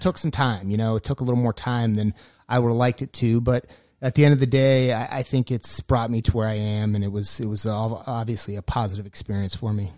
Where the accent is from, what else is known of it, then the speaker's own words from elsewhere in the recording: Erie, Pennsylvania, United States; moved away; I was born and raised in Erie, Pennsylvania